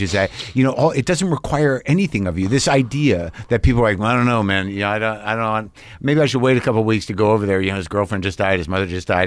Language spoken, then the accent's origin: English; New Mexico, United States; moved away; I grew up in New Mexico.